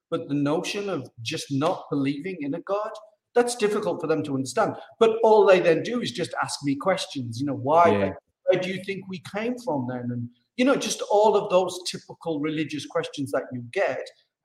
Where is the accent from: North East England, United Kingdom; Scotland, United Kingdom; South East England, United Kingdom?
North East England, United Kingdom; Teesside; moved away as an adult; now in Morocco; Yeah, so I'm a Brit. I'm actually from the northeast of England, from Teesside. And I moved to Morocco in 2014 permanently.